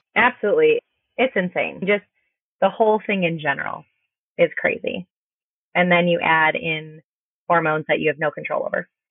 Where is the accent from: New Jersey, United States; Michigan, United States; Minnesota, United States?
Minnesota, United States; I am from Minnesota